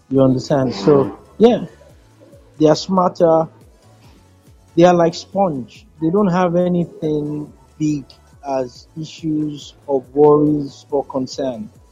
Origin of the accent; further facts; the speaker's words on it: Kano, Kano State, Nigeria; I was born in Kano. I can speak Hausa fluently.